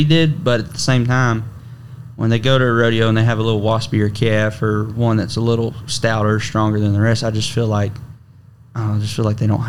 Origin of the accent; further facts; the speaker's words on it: Salado, Texas, United States; growing up in Salado, Texas